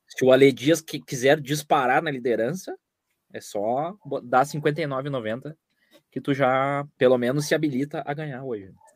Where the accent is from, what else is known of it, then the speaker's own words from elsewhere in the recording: São Paulo, Brazil; Sou de São Paulo, corintiano